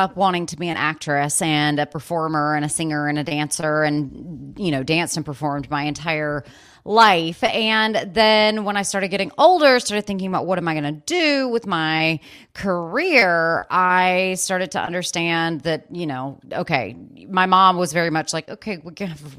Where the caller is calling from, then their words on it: Asheville, North Carolina, United States; I'm in Asheville, North Carolina.